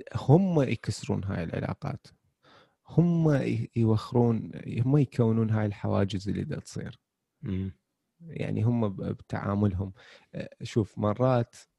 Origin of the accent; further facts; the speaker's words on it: Iraq; احنا عندنا بالعراق